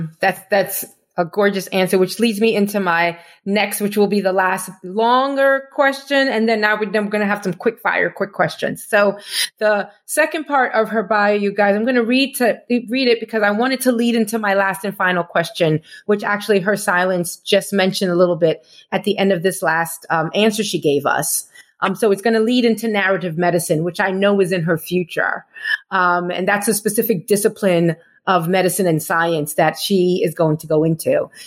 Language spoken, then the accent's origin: English; Nigeria; My experiences as a Nigerian first daughter fuel my art, which has been instrumental in my growth as a creative.